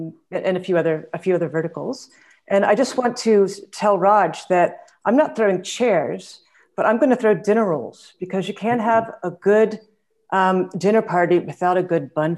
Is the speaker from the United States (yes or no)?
yes; United States; moved away as an adult; now in South Africa; I am based in South Africa, but I'm actually American by birth.